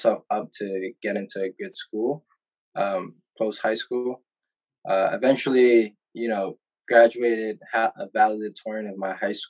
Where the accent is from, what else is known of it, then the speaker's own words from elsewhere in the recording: New York City, New York, United States; also born or lived in Atlanta, Georgia; I was born in Atlanta, Georgia. But 2 months after I was born, my family decided to relocate to Harlem, New York, which, you know, I spent a predominant amount of my time just growing up there